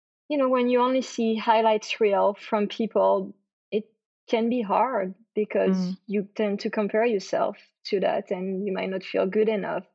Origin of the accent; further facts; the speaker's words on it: France; English is a second language; moved away as an adult; now in Texas, United States; I was born and raised in France, as you can probably hear because of my accent. I came here in Texas in 2011 to be an au pair.